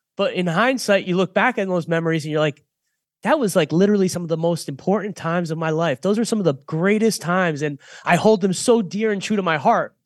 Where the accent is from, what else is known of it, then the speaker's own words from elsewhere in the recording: Boynton Beach, Florida, United States; a guy that I grew up with here in Boynton Beach